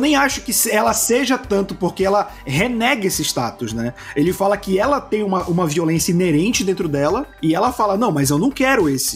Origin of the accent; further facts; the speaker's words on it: Belém, Pará, Brazil; eu cresci, nasci e fui criado em Belém